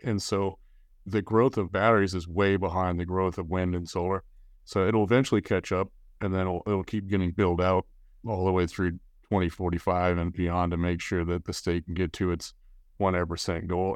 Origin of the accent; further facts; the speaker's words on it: Colorado, United States; now in California, United States; I'm from Colorado.